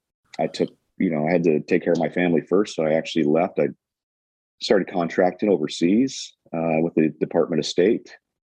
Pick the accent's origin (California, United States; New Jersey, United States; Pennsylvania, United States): California, United States; Colusa; also born or lived in Chico, California; now in Rocklin, United States; Sure. So I was born in California, born in Butte County, Chico, and raised in Colusa. After my dad was in the military, he was in the Air Force, so we traveled around a bit. and then finally settled back down in Colusa and graduated high school there.